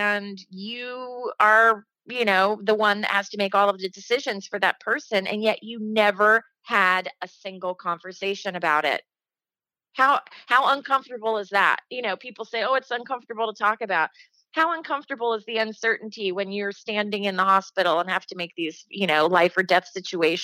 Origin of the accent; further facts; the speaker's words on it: Dayton, Ohio, United States; moved away; in Ohio, my hometown of Dayton